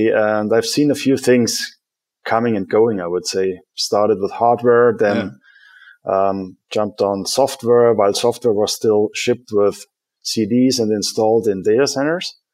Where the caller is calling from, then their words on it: Munich, Bavaria, Germany; I'm dialing in from rainy Munich today. Rainy Munich. Which is my home, running the business from here.